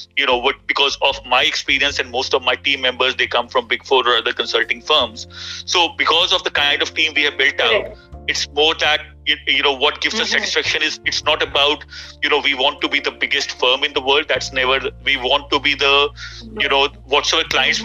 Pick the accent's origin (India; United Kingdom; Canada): India; now in Dubai, United Arab Emirates; as an Indian sports fans